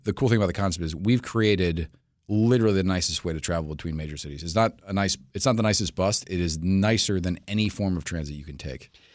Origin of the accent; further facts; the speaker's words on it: New York City, New York, United States; moved away as an adult; now in Washington, D.C., United States; I'm from New York City originally